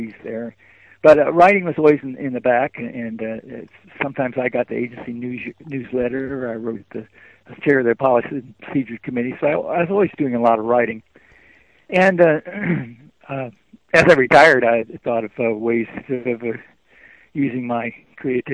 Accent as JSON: {"language": "English", "region": "Ohio", "country": "United States", "tie": "born or raised there", "also_born_or_lived": "Iowa", "moved": "as an adult", "lives_now": "Michigan, United States", "said": "I was born in Iowa. I grew up in Ohio, and I moved to Michigan after college"}